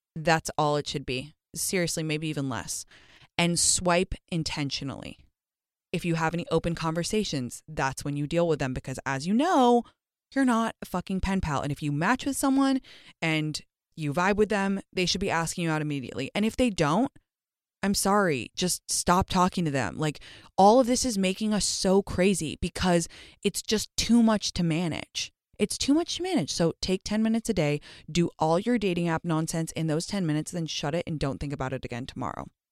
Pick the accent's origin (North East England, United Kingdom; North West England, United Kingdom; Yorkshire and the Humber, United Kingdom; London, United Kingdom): London, United Kingdom; moved away; growing up in London